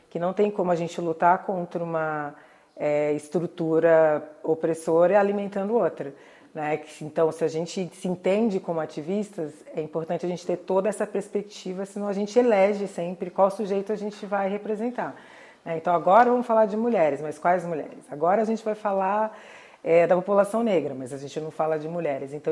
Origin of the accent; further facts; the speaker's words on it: Santos, São Paulo, Brazil; born there; foi um dos fundadores do Partido Comunista em Santos, que é a cidade onde eu nasci, e também ativista do movimento negro.